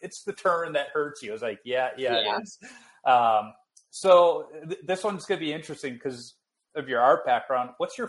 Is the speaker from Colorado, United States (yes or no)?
no; Minnesota, United States; Oh, yeah. I'm from Minnesota. Of course, we know what a Herbie is.